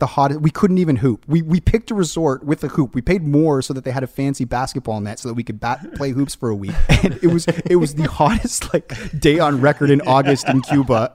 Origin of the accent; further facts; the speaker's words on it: Hamilton, Ontario, Canada; we're from the West Mountain